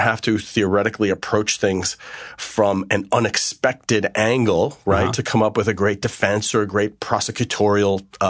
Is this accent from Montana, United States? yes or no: no; Garden City, New York, United States; I grew up on a beautiful scenic Long Island, which was an interesting place to grow up. Garden City.